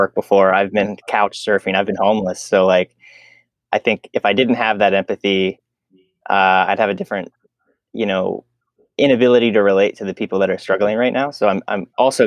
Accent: Pennsylvania, United States; now in Omaha, United States; I'm from Pennsylvania, which is a state on the other side of the country

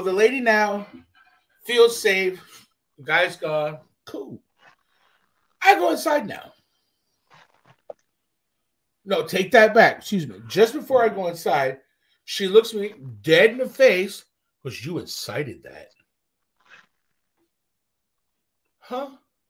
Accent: Canada; I'm fucking Canadian.

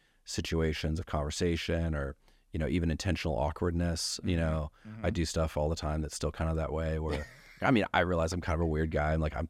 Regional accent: Ketchikan, Alaska, United States; born there; I was born in Ketchikan, Alaska, and if you meet someone else born there, I probably know them, actually.

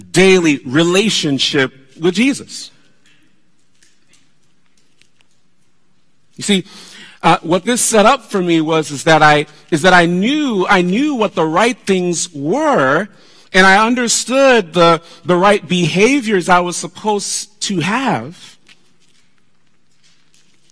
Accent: South Florida, United States; we were growing up in South Florida

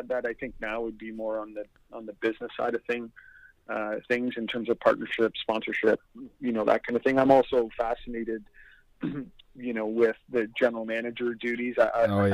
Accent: Whitby, Ontario, Canada; I grew up in Whitby, which is when I grew up, it was a smaller town, about 40,000.

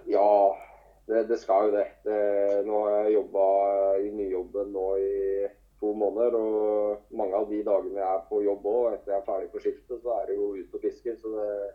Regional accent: Telemark, Norway; Det er jo der jeg starta òg, i Telemark

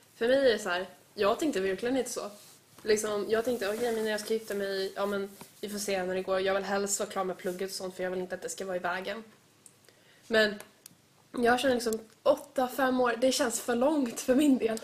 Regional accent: Sweden; jag är ju född i Sverige, jag har varit med liksom, alltså jag har varit i Sverige hela mitt liv

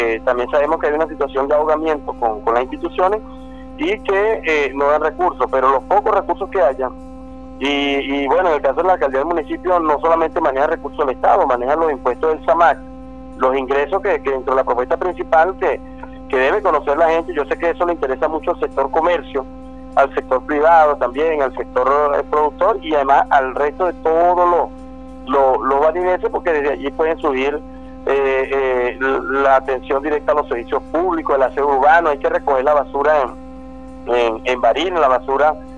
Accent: Venezuela; como venezolanos

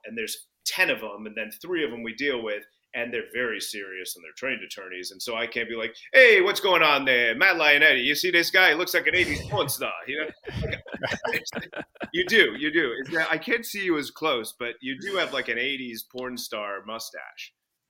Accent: United Kingdom; And I'm British, so I am serious and composed by nature.

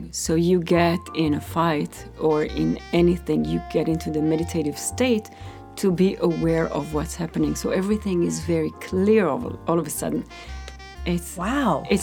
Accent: Israel; I grew up in Israel. I was doing martial arts.

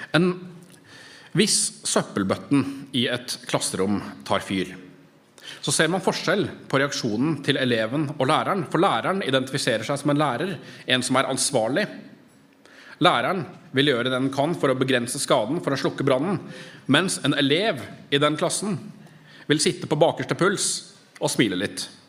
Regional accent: Norway; som nordmenn

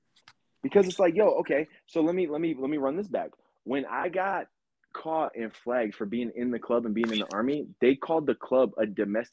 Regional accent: New England, United States; moved away; also born or lived in Texas; I grew up in New England, obviously. New England, Ben and Jerry's, right? But I've spent almost the same amount of time in New England I've spent in Texas

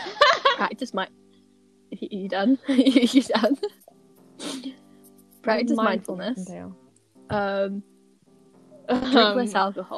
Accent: United Kingdom; I am British.

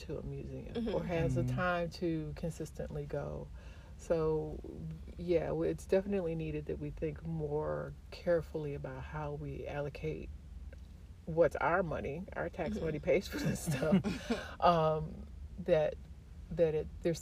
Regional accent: Highland Park, Michigan, United States; also born or lived in Detroit, Michigan; I was born in Highland Park.

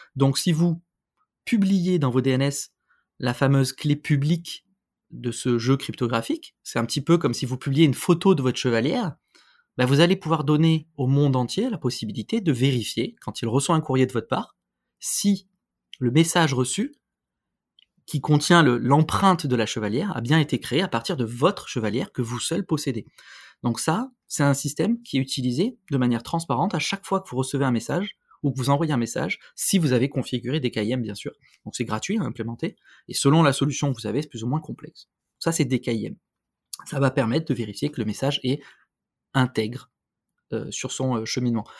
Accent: France; chez nous en France

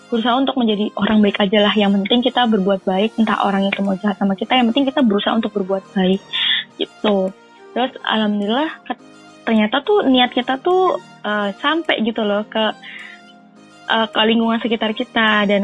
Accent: Northern Vietnam, Vietnam; Indonesian is a second language; Orang-orang Vietnam, terutama Vietnam Utara di daerahku itu bukan orang-orang yang paham bahasa Inggris.

